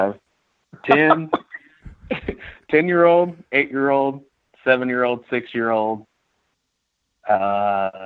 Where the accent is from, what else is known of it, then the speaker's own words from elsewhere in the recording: Webb City, Missouri, United States; I'm actually from Webb City, Missouri. It's right outside of Joplin, Missouri.